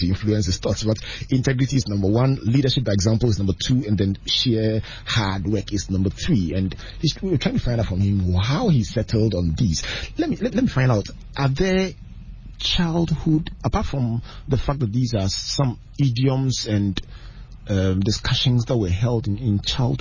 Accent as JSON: {"language": "English", "town": "Takoradi", "region": "Western Region", "country": "Ghana", "tie": "born or raised there", "said": "I grew up in Tadi"}